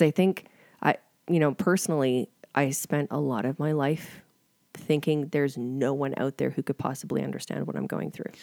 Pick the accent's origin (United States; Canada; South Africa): Canada; Calgary, Alberta; I am from Calgary, but I've spent the last ten years in a small town